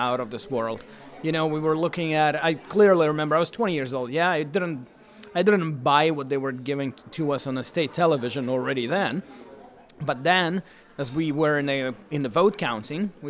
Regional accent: Belarus; I come from Belarus

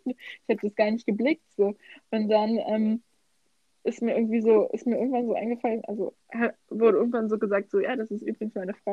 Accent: Brandenburg, Germany; ich weiß nicht, was du meinst mit unserem Dialekt. Ich finde, ich habe gar keinen. Brandenburg ist gar nicht.

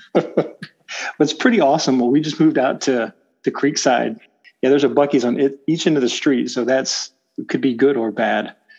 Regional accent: Bay City, Texas, United States; also born or lived in Palacios, Texas; Moved to Bay City. Uh, went through all my school school age years there

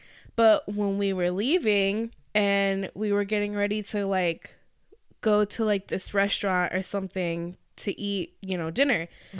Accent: Florida, United States; We weren't used to the hospitality because we come

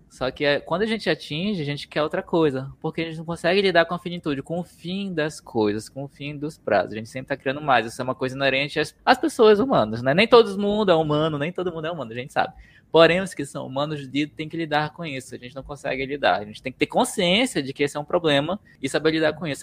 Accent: Manaus, Amazonas, Brazil; also born or lived in São Paulo; now in Curitiba, Brazil; lá da minha terra, que é Manaus

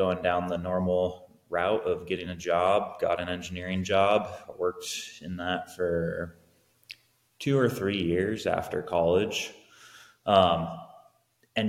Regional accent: Salem, Oregon, United States; also born or lived in Corvallis, Oregon / Portland, Oregon; I grew up in Salem, or Kaiser, which is adjacent to Salem. Grew up here all my life, went to school in Salem

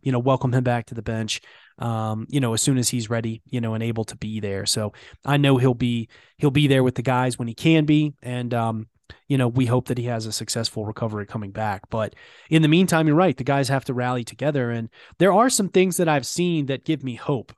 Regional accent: Memphis, Tennessee, United States; growing up in Memphis

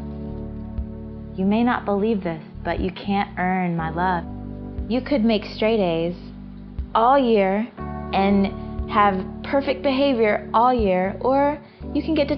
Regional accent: Georgia, United States; born or raised there

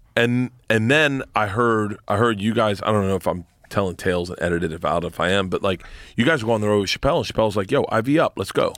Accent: Florida, United States; moved away; growing up in Florida

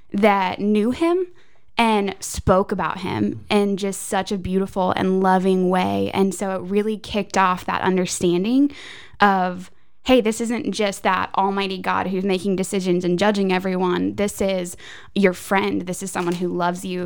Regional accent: Goodlettsville, Tennessee, United States; also born or lived in Florida / Nashville / Franklin; Born in Florida, raised here in Goodlettsville

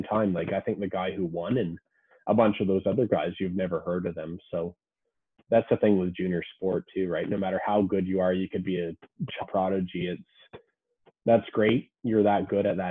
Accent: Canada; as a Canadian

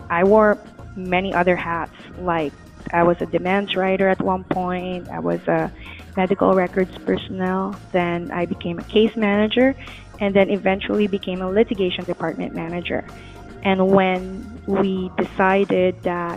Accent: Manila, Metro Manila, Philippines; moved away as an adult; now in Los Angeles, United States; I'm originally from the Philippines. I was born and raised in the biggest city there in Manila.

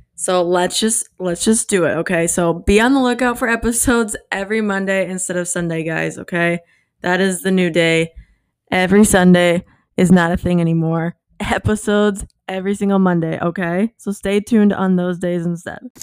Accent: Midwest, United States; moved away as an adult; also born or lived in Iowa / Minnesota; now in Florida, United States; I was from the Midwest, right? Iowa, Minnesota. I now live in Florida.

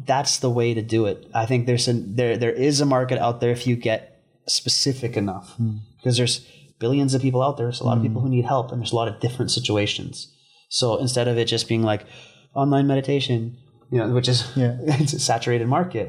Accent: Vancouver, British Columbia, Canada; moved away as an adult; now in Bali, Indonesia; I was a product of my environment growing up in East Vancouver

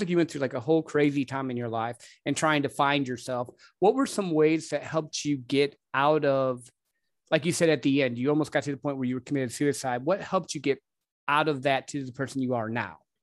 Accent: Midwest, United States; I grew up in the Midwest

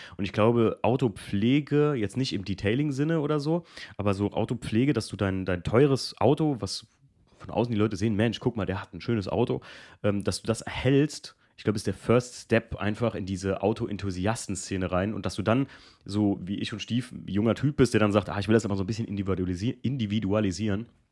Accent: Germany; wo ich aufgewachsen bin aus Alken

